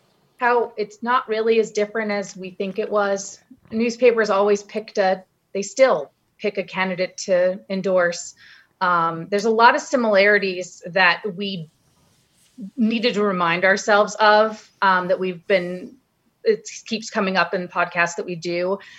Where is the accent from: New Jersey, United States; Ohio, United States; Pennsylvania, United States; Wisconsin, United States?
Ohio, United States; Acton. Yeah. That's my home state.